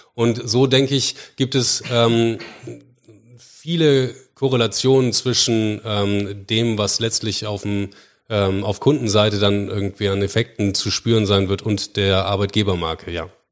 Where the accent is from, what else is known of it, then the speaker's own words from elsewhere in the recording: Bremen, Germany; Ich bin, ähm, gebürtiger Bremer und, ähm, Entschuldigung, nicht gebürtiger Bremer. Ich bin Bremer.